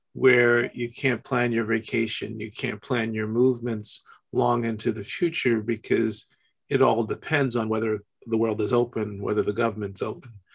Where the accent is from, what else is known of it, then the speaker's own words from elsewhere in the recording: United States; just as an American whose passport is um, normally accepted everywhere